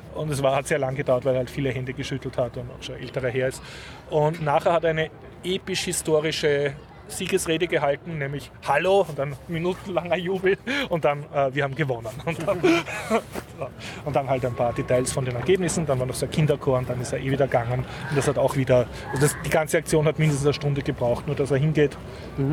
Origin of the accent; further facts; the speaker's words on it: Austria; als Österreicher